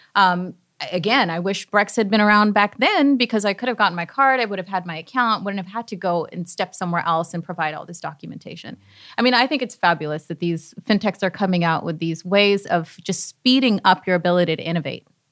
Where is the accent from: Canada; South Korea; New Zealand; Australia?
Canada; now in United States; I'm Canadian, and so we didn't have